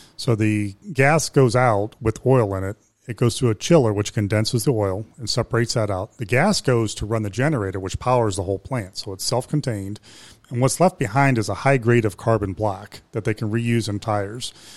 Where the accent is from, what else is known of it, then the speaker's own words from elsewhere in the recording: Youngstown, Ohio, United States; moved away as an adult; now in Morrow County, United States; I'm from Youngstown